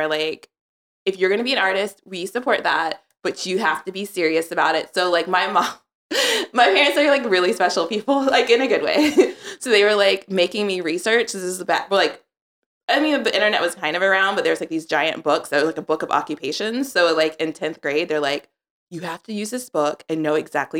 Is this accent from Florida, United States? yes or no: no; Charlotte, North Carolina, United States; In Charlotte, North Carolina.